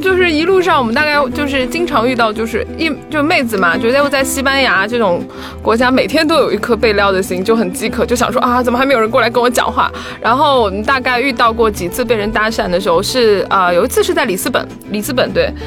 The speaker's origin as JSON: {"language": "Chinese", "country": "China", "said": "我们是中国人"}